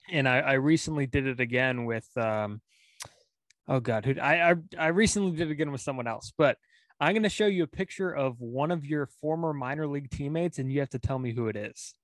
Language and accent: English; Pacifica, California, United States; Pacifica, my hometown